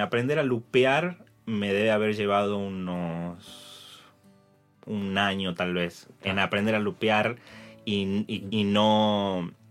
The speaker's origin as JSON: {"language": "Spanish", "region": "Tucumán", "country": "Argentina", "tie": "born or raised there", "said": "cantaba en peñas y cantaba en bares ahí en Tucumán, en mi pueblo"}